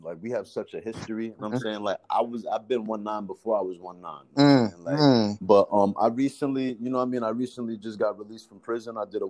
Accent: Rockland County, New York, United States; I'm from Rockland County, New York.

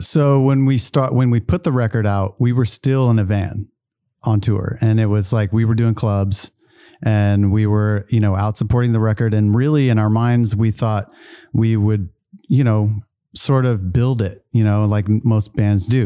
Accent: Travis Air Force Base, Northern California, United States; also born or lived in Charleston, South Carolina; I grew up, basically grew up in California

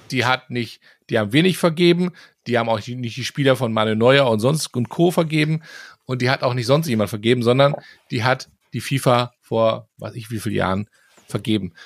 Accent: Germany; als Deutscher

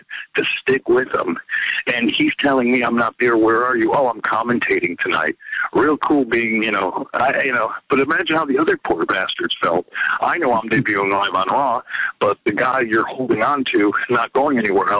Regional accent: Waterbury, Connecticut, United States; I'm growing up in Waterbury, Connecticut, a wrestling fan.

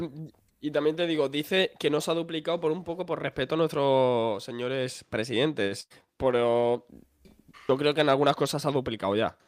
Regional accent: Extremadura, Spain; yo soy extremeño.

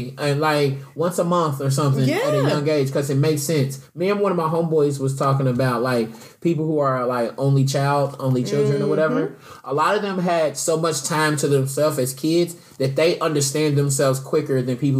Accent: Louisville, Kentucky, United States; moved away as an adult; also born or lived in South Florida; now in Atlanta, United States; what I grew up around with in Louisville.

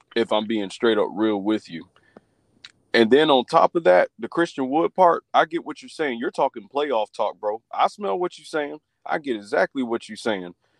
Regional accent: the Carolinas, United States; I'm from the Carolinas

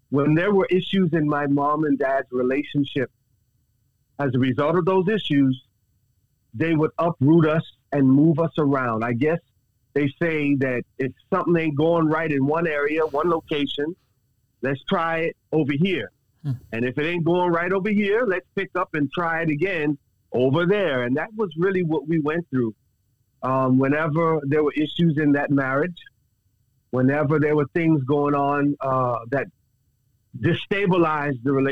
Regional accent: Dallas, Texas, United States; born there; also born or lived in Bahamas; I was born in Dallas, Texas. However, however, my mother is born and raised a native of the Bahamas.

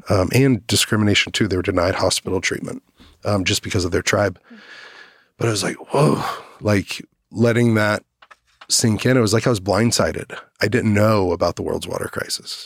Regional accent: Dallas, Texas, United States; I grew up in Dallas, Fort Worth

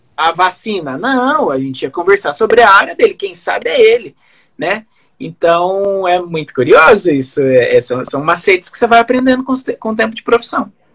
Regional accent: Santo Antônio, Brazil; now in Cascavel, Brazil; perto de onde eu vim é uma metrópole, né? Santo Antônio tem quarenta mil habitantes.

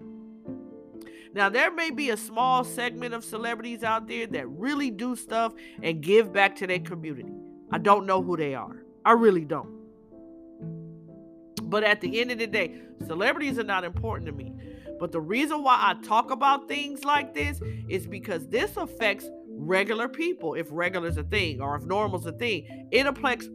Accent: California, United States; growing up in California

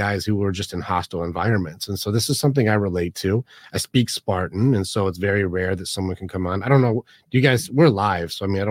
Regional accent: Detroit, Michigan, United States; No, I'm from Detroit, but it's semi irrelevant.

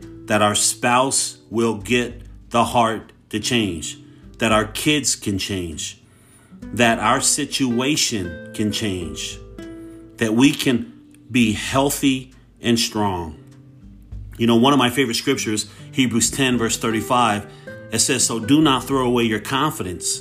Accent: Hayward, California, United States; I grew up in Hayward

